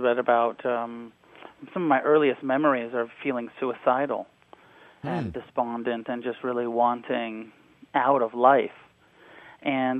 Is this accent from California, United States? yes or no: yes; Santa Cruz, California, United States; also born or lived in Taos, New Mexico; I grew up between Santa Cruz, California, and Taos, New Mexico